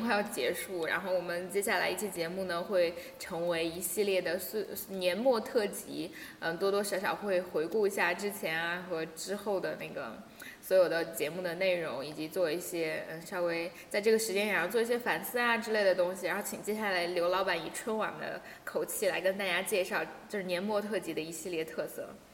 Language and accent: Chinese; China; 我们中国人到国外